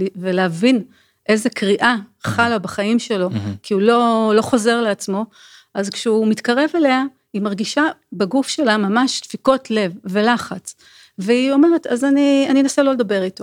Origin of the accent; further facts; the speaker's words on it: Israel; אנחנו ישראלים